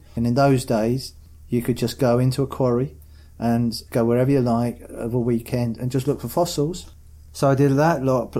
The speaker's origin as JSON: {"language": "English", "region": "East of England", "country": "United Kingdom", "tie": "born or raised there", "said": "I had a really happy childhood. I grew up on a housing estate called Molsham Lodge."}